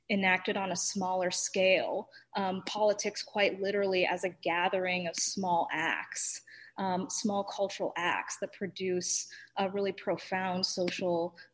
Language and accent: English; London, United Kingdom; I spent some time growing up in London